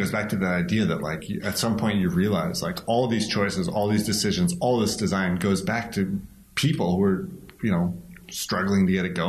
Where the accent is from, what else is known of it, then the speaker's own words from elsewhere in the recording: Bay Area, California, United States; I grew up in the Bay Area